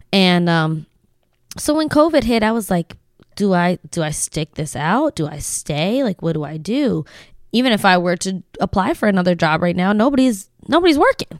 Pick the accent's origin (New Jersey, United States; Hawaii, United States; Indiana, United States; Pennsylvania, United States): Pennsylvania, United States; Lancaster; we moved here when I was ten